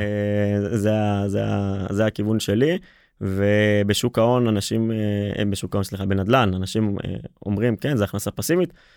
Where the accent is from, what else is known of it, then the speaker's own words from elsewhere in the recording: Israel; לפחות אצלנו בישראל